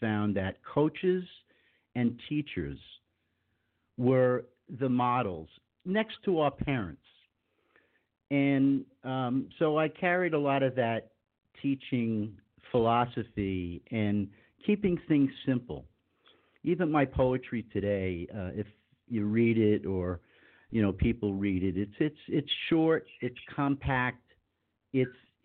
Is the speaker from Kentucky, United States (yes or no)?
no; Long Island, New York, United States; moved away as an adult; also born or lived in Dallas / Denver; now in North Miami Beach, United States; I grew up in New York. In the 50s